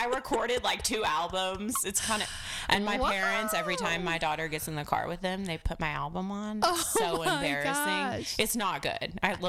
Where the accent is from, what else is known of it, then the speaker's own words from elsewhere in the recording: Texas, United States; moved away as an adult; also born or lived in Nashville, Tennessee; now in Cookeville, United States; I'm from Texas. I went to Belmont University.